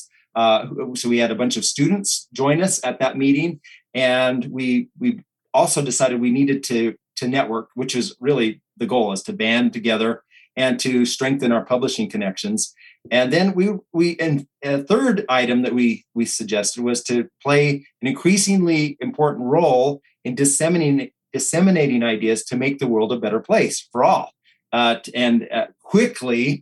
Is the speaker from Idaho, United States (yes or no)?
yes; Caldwell, Idaho, United States; my hometown of Caldwell, Idaho